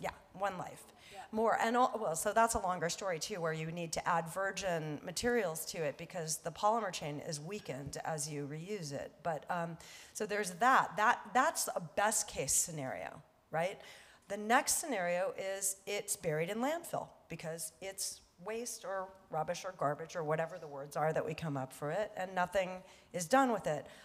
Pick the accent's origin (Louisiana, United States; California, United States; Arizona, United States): California, United States; Los Angeles; I was born here in Hollywood and used to take the bus uh, down Wilshire to go to the beach